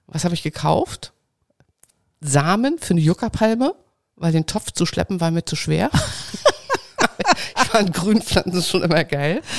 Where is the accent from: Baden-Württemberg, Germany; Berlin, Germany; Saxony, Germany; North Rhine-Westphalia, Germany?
Saxony, Germany; ich bin geboren in Sachsen